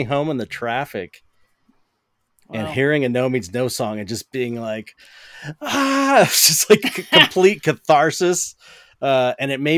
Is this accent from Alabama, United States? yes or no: no; Los Angeles, California, United States; I grew up in San Pedro